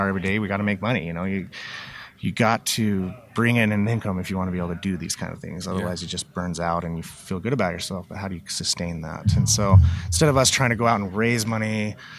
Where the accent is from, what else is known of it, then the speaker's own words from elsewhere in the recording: Utah, United States; I grew up in a big family in Utah